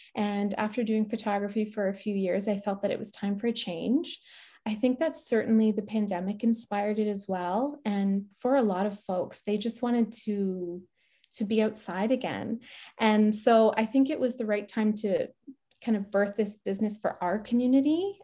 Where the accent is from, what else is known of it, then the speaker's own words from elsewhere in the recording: Barrie, Ontario, Canada; moved away as an adult; also born or lived in Ajax, Ontario / Petawawa, Ontario; now in Deep River, Canada; I was born in Ajax, and my mom and my brother and I moved to Barrie when I was in grade three